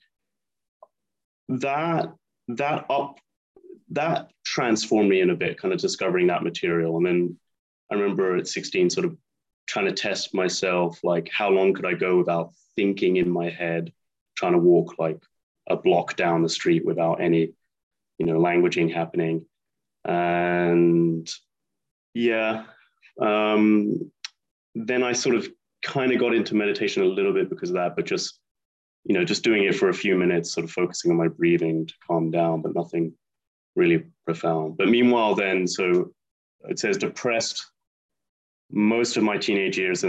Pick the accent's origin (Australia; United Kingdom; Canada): United Kingdom; moved away as an adult; now in Spain; I'm an Anglo-American, born and raised near London